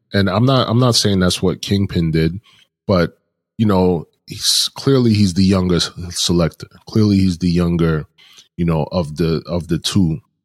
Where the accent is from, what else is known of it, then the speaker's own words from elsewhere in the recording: New York City, New York, United States; I live in Brooklyn. I grew up in Brooklyn